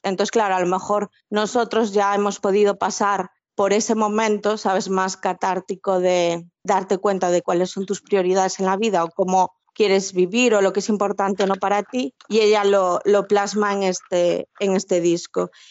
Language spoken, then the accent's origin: Spanish; Galicia, Spain; las dos que somos gallegas en el grupo